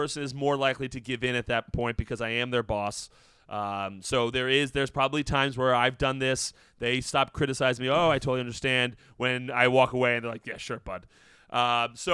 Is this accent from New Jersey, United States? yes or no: yes; New Jersey, United States; I'm from New Jersey.